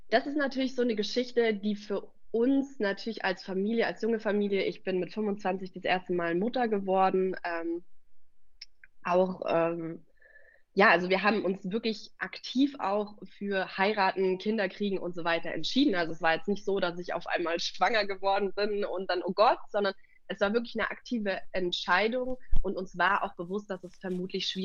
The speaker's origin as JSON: {"language": "German", "town": "Munich", "region": "Bavaria", "country": "Germany", "said": "Also wir kommen ja aus der Stadt. Ähm, ich, wir"}